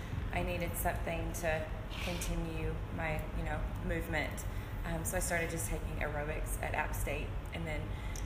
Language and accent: English; Burnsville, North Carolina, United States; also born or lived in Hawaii; I grew up in Burnsville